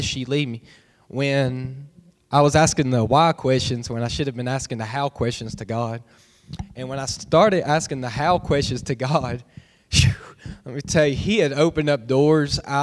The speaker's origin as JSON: {"language": "English", "town": "Bristol", "region": "Tennessee", "country": "United States", "tie": "born or raised there", "said": "I grew up in Bristol, Tennessee my whole life."}